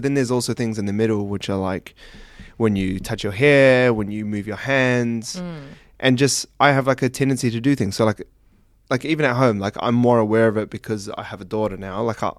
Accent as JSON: {"language": "English", "country": "New Zealand", "said": "I'm from New Zealand, so tomato sauces."}